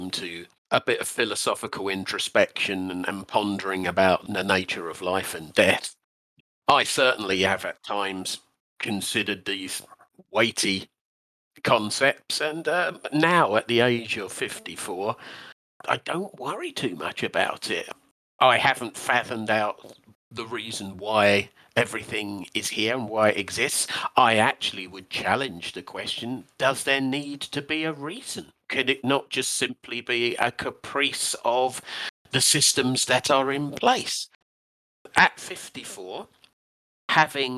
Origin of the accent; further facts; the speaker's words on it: United Kingdom; as a Brit